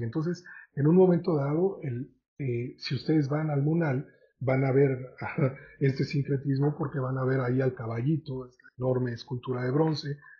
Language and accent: Spanish; Mexico; como mexicanos